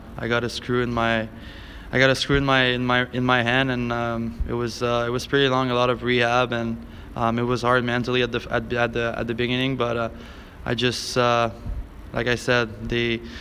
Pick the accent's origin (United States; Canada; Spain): Canada; Montmagny, Quebec; English is a second language; moved away; it's called Montmagny